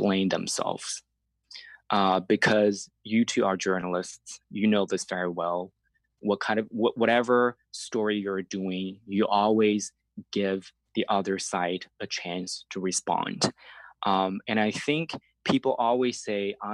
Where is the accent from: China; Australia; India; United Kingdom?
China; southern China; English is a second language; moved away as an adult; also born or lived in Beijing, China; now in Toronto, Canada; I'm Chinese, I was born and raised in China